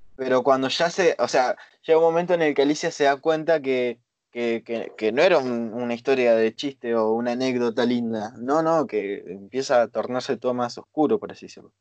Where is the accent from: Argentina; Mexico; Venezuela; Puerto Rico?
Argentina; nosotros, por ejemplo, somos de Argentina